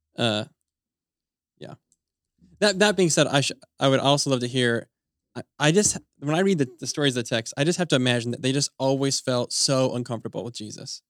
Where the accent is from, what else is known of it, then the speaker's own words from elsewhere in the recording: Utah, United States; moved away; my wife and I grew up in Utah